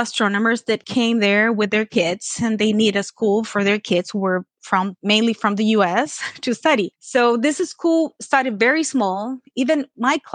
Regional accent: Chile; moved away as an adult; also born or lived in Toronto, Canada; now in Canada; I'm Canadian born, Chilean raised

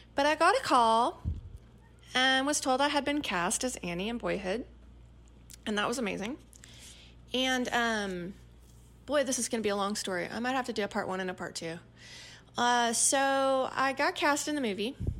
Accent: East Texas, United States; accent: East Texas; my East Texas accent

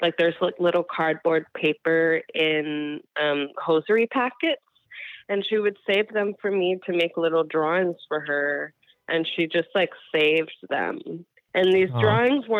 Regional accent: New York, United States; I am from New York

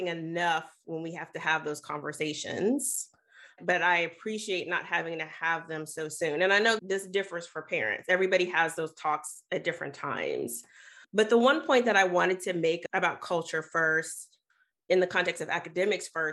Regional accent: the South, United States; I'm from the South. I grew up in a very racialized culture and space

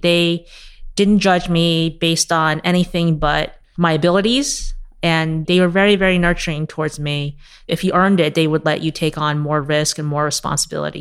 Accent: New York City, New York, United States; I grew up in Queens to immigrant parents. I came here when I was six.

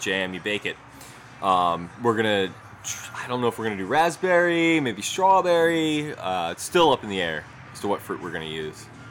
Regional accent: Baltimore, Maryland, United States; also born or lived in Pasadena, Maryland / Essex, Maryland / Catonsville, Maryland; grew up kind of all around Baltimore, Pasadena, Essex, uh, mm-hmm. Catonsville.

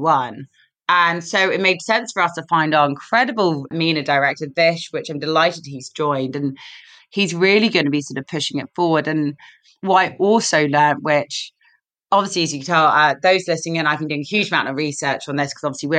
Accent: London, United Kingdom; accent: London; Our headquarters is in London, which you can tell from my accent

